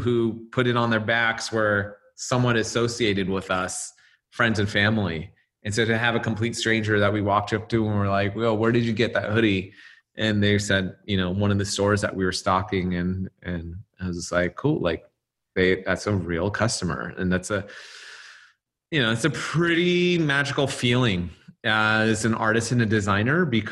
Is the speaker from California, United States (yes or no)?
yes; Los Angeles, California, United States; I was from